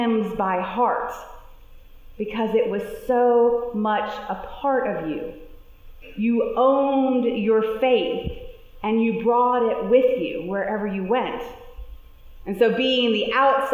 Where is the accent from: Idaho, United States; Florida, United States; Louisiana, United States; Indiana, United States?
Louisiana, United States; New Orleans; As a teenager growing up in New Orleans